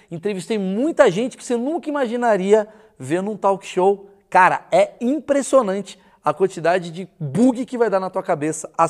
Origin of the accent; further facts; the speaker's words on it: Ceará, Brazil; moved away as an adult; now in São Paulo, Brazil; vim do Ceará pra cá